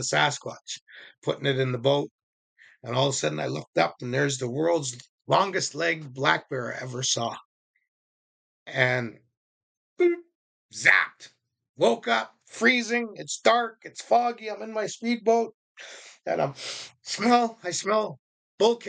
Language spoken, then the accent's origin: English; Indian Reserve, Vancouver, British Columbia, Canada; also born or lived in Shawnigan Lake, Canada; I was brought up on Indian Reserve. And when I moved to the cities, I was in the east side of Vancouver